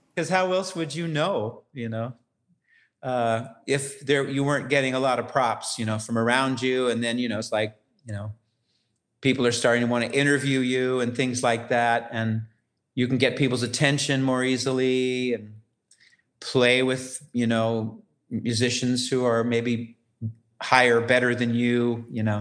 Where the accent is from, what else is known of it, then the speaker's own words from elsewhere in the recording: Ukiah, California, United States; moved away as an adult; I'm from Ukiah, California